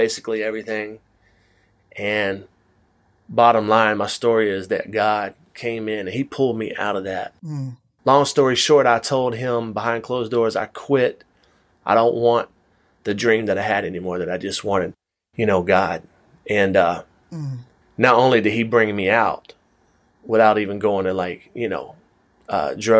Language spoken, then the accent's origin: English; Atlanta, Georgia, United States; I am from Atlanta.